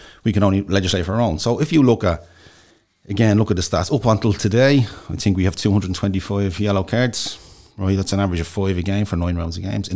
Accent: Dublin, Leinster, Ireland; I'm from Inchicore

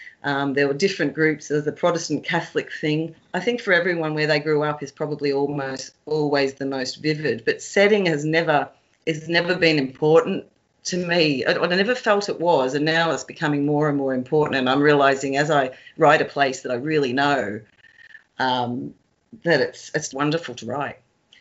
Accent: Kilmore, Victoria, Australia; moved away as an adult; also born or lived in Melbourne, Australia / London, United Kingdom; now in Glasgow, United Kingdom; growing up in Kilmore, there weren't any. I might have been 16 before I even saw someone who was black.

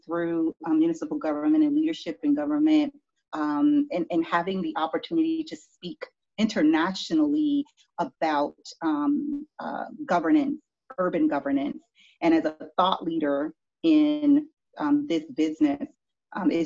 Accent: Miami, Florida, United States; moved away as an adult; also born or lived in Broward County, Florida / Washington, D.C.; now in Rocky Mount, United States; I was born and raised in Miami, Florida

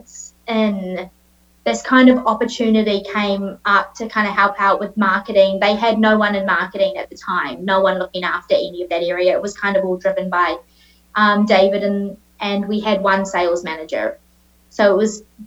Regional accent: Auckland, New Zealand; accent: Kiwi; moved away as an adult; now in Australia; I was born and raised in New Zealand, grew up in Auckland

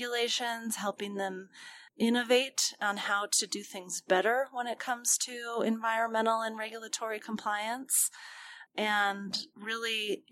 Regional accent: Colorado, United States; I am from Colorado, grew up here

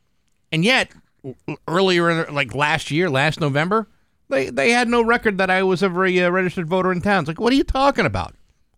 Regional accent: Rehoboth, Massachusetts, United States; my hometown of Rehoboth

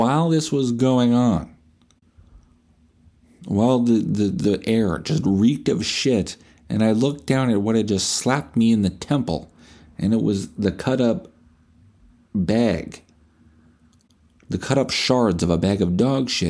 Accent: Canada; we're dull Canadian

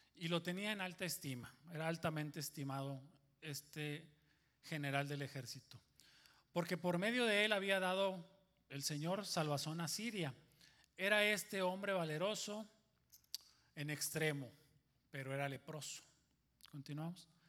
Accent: Monterrey, Nuevo León, Mexico; soy de Monterrey

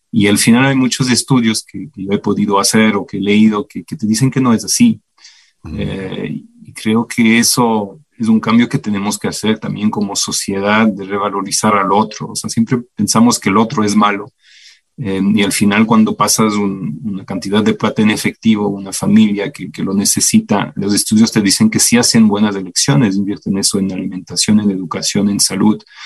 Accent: Belgium; Spanish is a second language; moved away as an adult; now in Ecuador; yo nací en el 81 en Bélgica. Ah, pasé toda mi niñez y juventud allá hasta graduarme de la universidad

